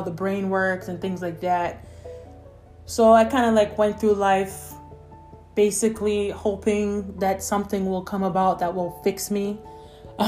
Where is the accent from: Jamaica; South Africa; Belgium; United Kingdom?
Jamaica; I was born in Jamaica